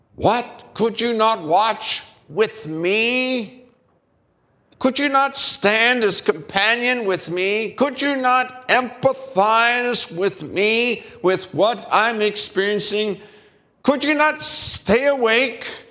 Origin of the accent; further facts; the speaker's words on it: United States; as American male